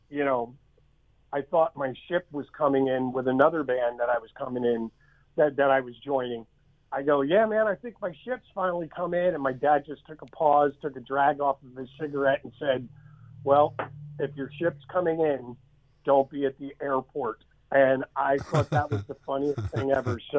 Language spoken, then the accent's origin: English; Philadelphia, Pennsylvania, United States; Philadelphia, Pennsylvania.